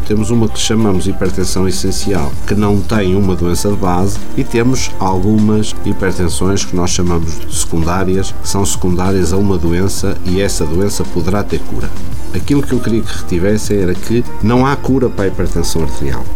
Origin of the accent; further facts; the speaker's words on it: Portugal; como portugueses